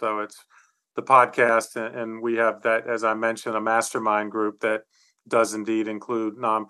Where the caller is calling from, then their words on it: Charlotte, North Carolina, United States; I'm on the East Coast of the US in the state of North Carolina in the city of Charlotte.